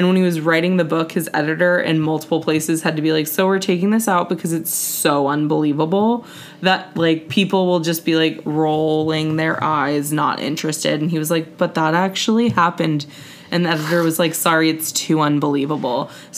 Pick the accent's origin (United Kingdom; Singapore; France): Singapore; this, you know, book is loosely based on, like, my childhood and my experience growing up in Singapore